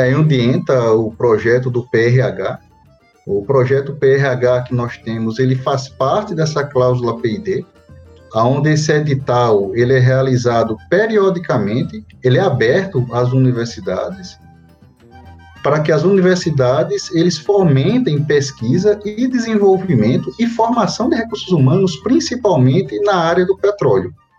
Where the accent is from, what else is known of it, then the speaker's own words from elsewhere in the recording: Natal, Rio Grande do Norte, Brazil; eu sou natural do Natal, Rio Grande do Norte, daqui, da nossa bem. terrinha.